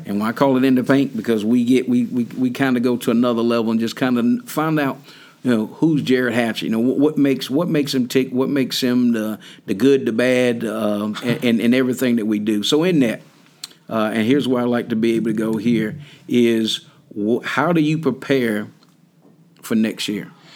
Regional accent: North Carolina, United States; me growing up in North Carolina.

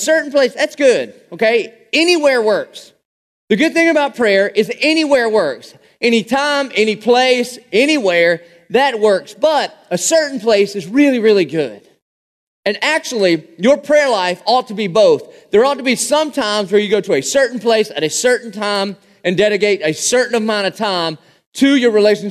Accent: Dillon, South Carolina, United States; I grew up in Dillon, South Carolina

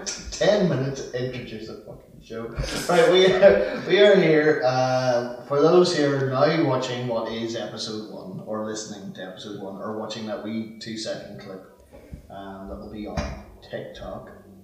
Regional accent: Canada; Well, I'm a Canadian.

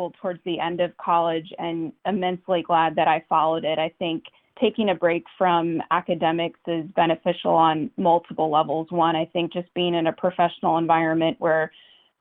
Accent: Charlottesville, Virginia, United States; moved away as an adult; now in Washington, D.C., United States; I grew up in Charlottesville, Virginia

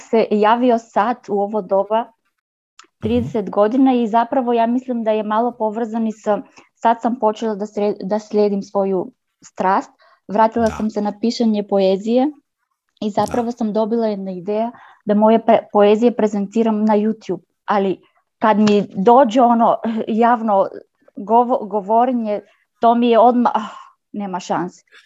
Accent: North Macedonia; Croatian is a second language; ja sam iz Makedonije, ne razumem, ne pričam dobro hrvatski

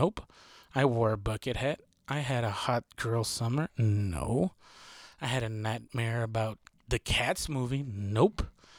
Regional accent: Texas, United States; I'm from Texas, so this is super common. I live in a city, not very rural part

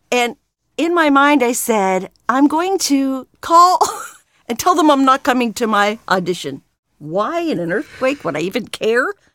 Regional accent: California, United States; also born or lived in Pennsylvania; I came out to California when I was five years old and have not gone ba-, gone back yet

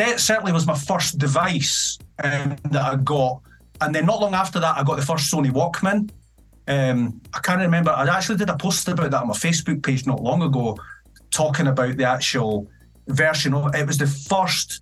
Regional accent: Edinburgh, Scotland, United Kingdom; also born or lived in Dunfermline / Penicuik; I was born in 1973 in Edinburgh, and I lived in a place called Gracemount in the High Flats with my mum

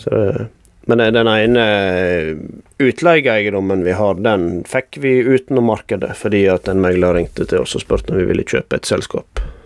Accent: Jølster, Vestland, Norway; moved away as an adult; now in Bergen, Norway; jeg har vokst opp i Jølster i Sogn og Fjordane

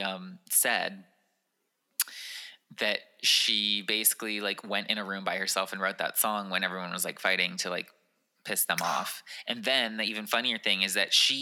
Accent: California, United States; I'm from California

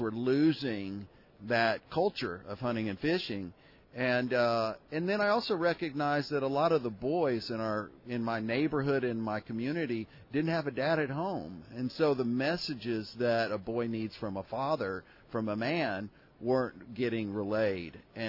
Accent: Houston, Texas, United States; now in Austin, United States; I'm a native Texan and proud to be. Born and raised in Houston, Texas.

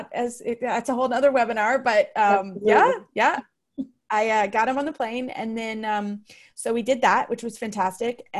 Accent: Kentucky, United States; also born or lived in Florida; I'm from Kentucky

